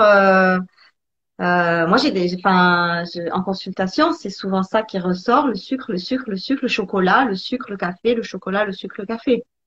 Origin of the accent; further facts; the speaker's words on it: Italy; je suis italienne